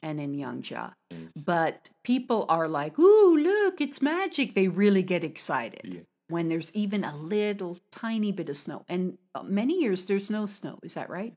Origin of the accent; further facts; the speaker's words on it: United States; now in China; from America